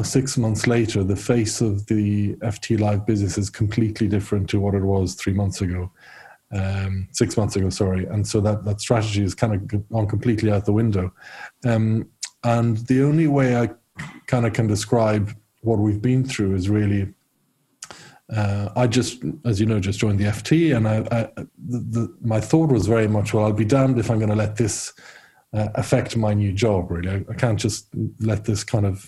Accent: Rome, Lazio, Italy; moved away as an adult; also born or lived in Ireland / United Kingdom; I'm half Irish, half Italian. And so I grew up in Rome

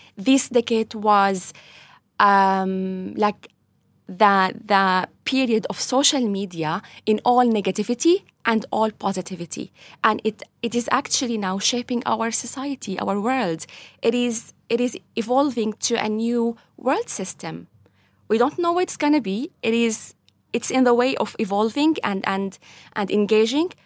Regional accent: Latakia, Latakia Governorate, Syria; moved away as an adult; now in Ireland; I was born in Syria, Latakia

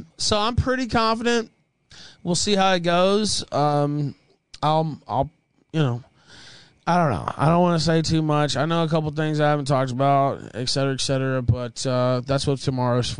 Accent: the South, United States; moved away; I'm from the South

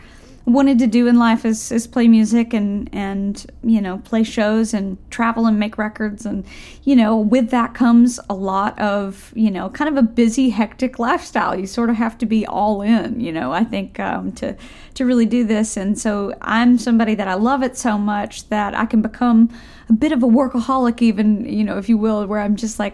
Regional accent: Tennessee, United States; also born or lived in Nashville, Tennessee; I grew up in Tennessee. I live in Nashville now, but I grew up a couple hours away out in the country

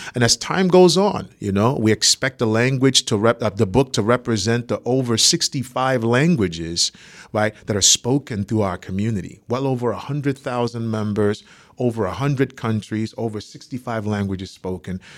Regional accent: Nigeria; moved away as an adult; also born or lived in Boston, Massachusetts, United States; now in United States; I was, uh, born in Boston, Massachusetts, raised in Nigeria, so I'm Nigerian

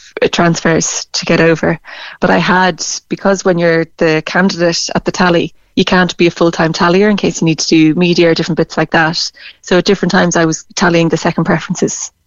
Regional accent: Ireland; we identify with our nationality. You'd say nearly like, I'm Irish

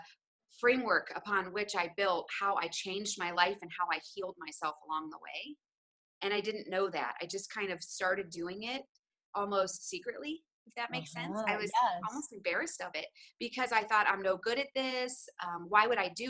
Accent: Ohio, United States; I grew up in Ohio. I was born in Ohio.

